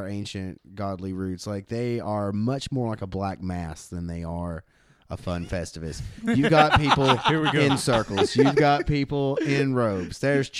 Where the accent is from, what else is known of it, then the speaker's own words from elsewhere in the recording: the South, United States; I was raised in the South